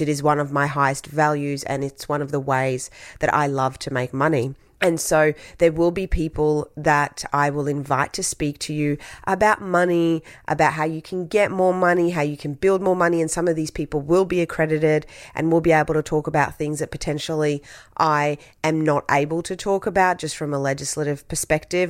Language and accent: English; Brisbane, Queensland, Australia; English is a second language; also born or lived in Tahiti; I grew up in Brisbane